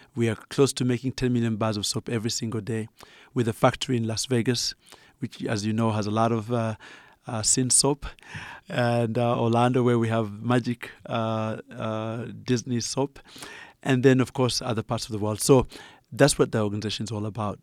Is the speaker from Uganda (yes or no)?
yes; Uganda; accent: Ugandan; moved away; as you can tell from my accent, I'm originally Ugandan.